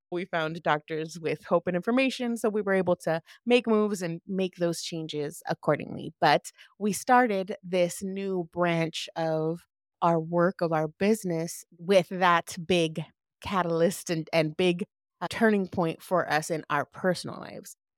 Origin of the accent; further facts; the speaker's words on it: Lynwood, California, United States; also born or lived in Downey, California; I was born and raised in L A, shout out to the hood, I was raised in Linwood